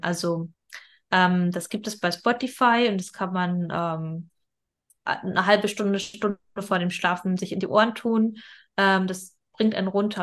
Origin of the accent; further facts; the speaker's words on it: Germany; wir sind in Deutschland geboren